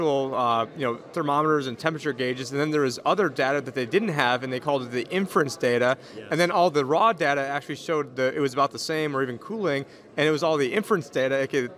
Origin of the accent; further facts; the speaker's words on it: Maricopa County, Arizona, United States; I'm from Maricopa County, Arizona, which is supposedly the coronavirus capital of the world, at least a month ago it was, where it's worse than Wuhan